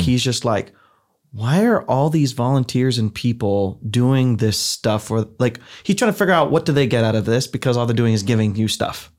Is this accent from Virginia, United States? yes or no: no; Ohio, United States; moved away; I grew up in the Midwest. I'm from the heartland, I'm from Ohio, where everybody goes to youth group.